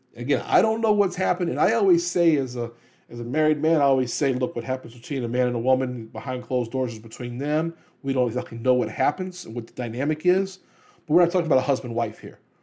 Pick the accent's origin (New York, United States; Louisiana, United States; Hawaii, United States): Louisiana, United States; New Orleans; my hometown, New Orleans.